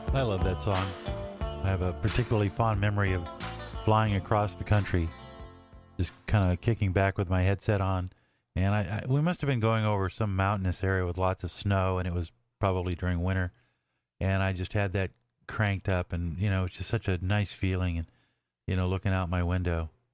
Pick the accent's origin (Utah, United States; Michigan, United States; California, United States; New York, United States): California, United States; Los Angeles; moved away as an adult; I grew up in LA, I grew up in California.